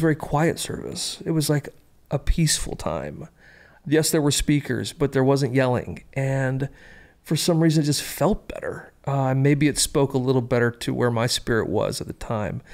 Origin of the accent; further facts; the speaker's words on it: Columbia, South Carolina, United States; I was born in Columbia, South Carolina, home of the South Carolina Gamecocks